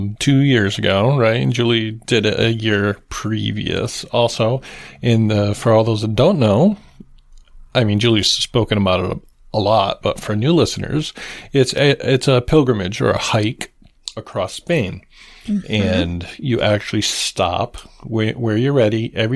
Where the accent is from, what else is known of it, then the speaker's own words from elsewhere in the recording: United States; we are North Americans. We're from the United States of America